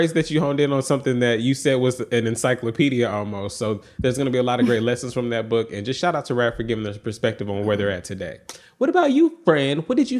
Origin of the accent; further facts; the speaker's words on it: United Kingdom; Growing up in Yoruba in the UK, we saw that marriage was a community event evolving a lot of traditional practices.